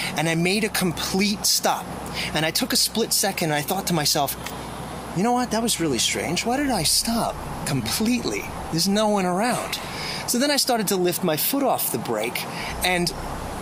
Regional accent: Long Island, New York, United States; moved away; I'm from New York, and I grew up on Long Island, which is about a 45-minute drive from New York City, but it's still part of New York.

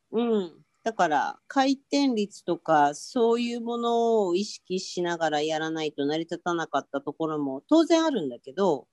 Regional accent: Tokyo, Japan; 東京生まれ東京育ち

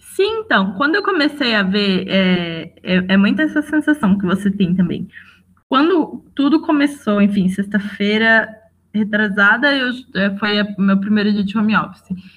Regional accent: Jacareí, São Paulo, Brazil; moved away; Jacareí, que é a cidade de onde eu vim

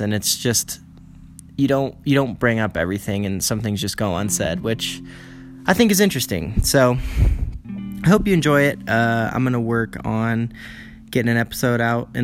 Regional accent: United States; now in China; I live in China as an American

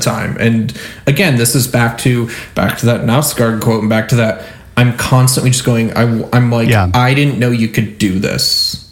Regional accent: Michigan, United States; I'm from Michigan

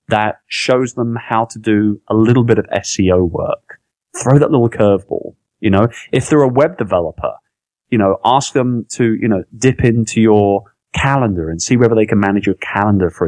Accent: London, United Kingdom; moved away; also born or lived in Philippines; I'm from London. I'm from England, right?

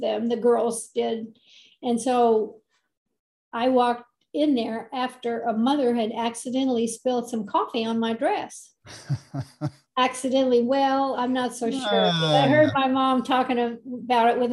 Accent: Los Angeles, California, United States; I was born in Hollywood at the Hollywood Hospital, which is no longer there. And I was born on the 4th of July. But I lived in Hollywood for many years, and then we moved a little bit out into the Los Angeles area when I was 8 years old.

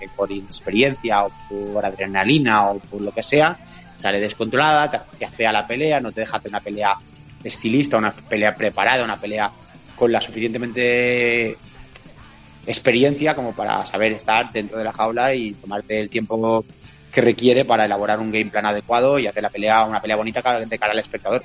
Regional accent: Catalonia, Spain; somos los catalanes

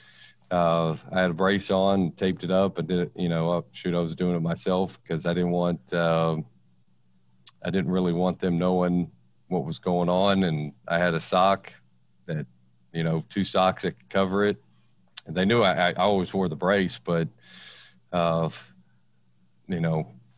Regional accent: Victoria, Texas, United States; I'm from Victoria

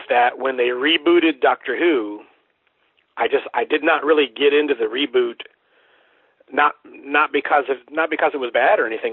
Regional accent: Central Florida, United States; moved away as an adult; also born or lived in Sanford, Florida / Ocala, Florida; now in Baton Rouge, United States; I'm originally from uh, Central Florida. I was born in Sanford, uh, which is kind of near Orlando and I went to high school in the Ocala area

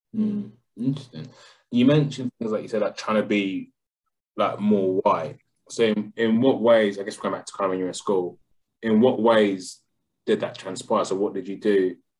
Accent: London, United Kingdom; I'm from London.

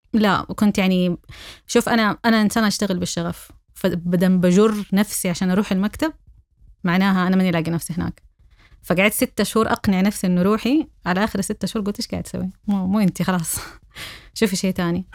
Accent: Saudi Arabia; أنا سعودية

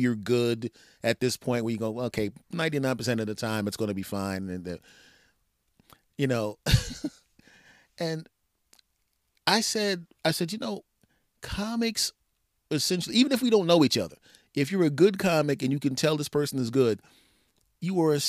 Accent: East Coast, United States; We are from the East Coast.

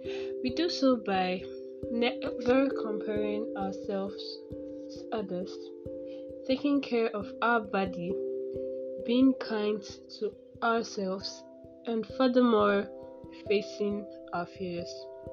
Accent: Nigeria; I'm a student of Gregory University. I'm from Nigeria

